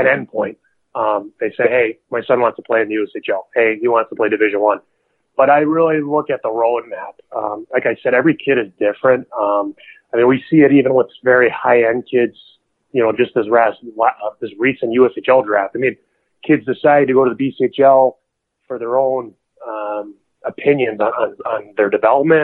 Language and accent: English; New Jersey, United States; I'm from New Jersey